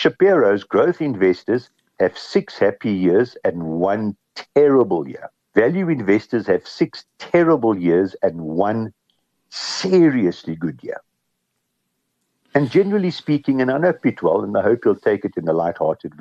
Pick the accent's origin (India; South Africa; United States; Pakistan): South Africa; we grew up on gold in South Africa